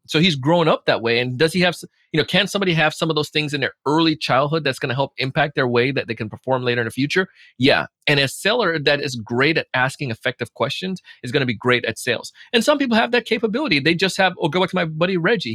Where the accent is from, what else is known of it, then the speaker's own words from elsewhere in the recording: Jamaica; moved away; growing up in Jamaica